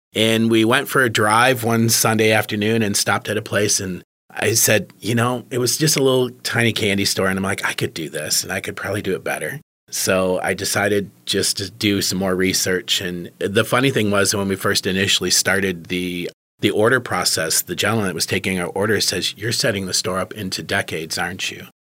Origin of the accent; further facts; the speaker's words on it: Marine City, Michigan, United States; That's actually my hometown. I grew up in Marine City